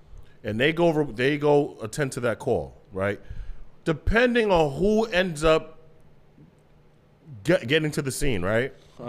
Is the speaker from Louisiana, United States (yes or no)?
no; New York, United States; I'm from Long Island.